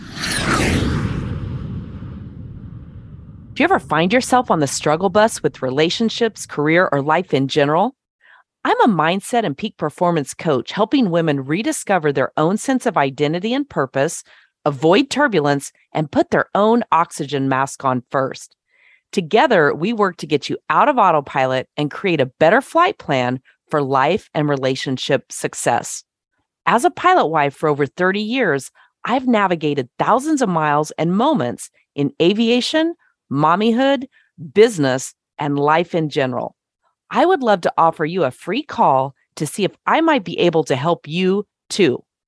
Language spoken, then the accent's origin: English; the West, United States; moved away as an adult; also born or lived in Nashville; I'm from the West.